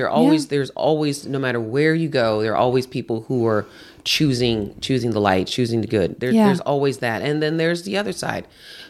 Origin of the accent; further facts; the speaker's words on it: Houston, Texas, United States; I grew up in Houston with hurricanes.